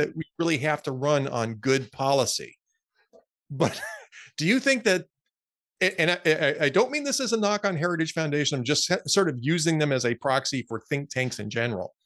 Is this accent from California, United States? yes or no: yes; Los Angeles, California, United States; moved away; I grew up in Los Angeles.